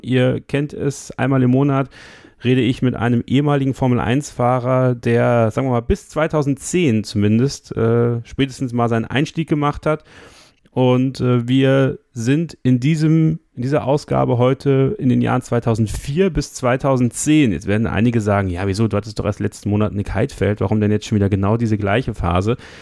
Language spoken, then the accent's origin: German; Germany; Bei uns in Deutschland